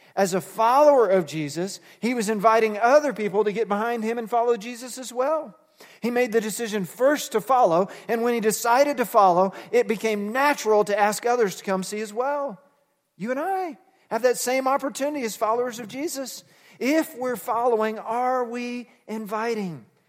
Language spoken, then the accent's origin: English; Fort Worth, Texas, United States; I grew up in suburbia in Fort Worth, Texas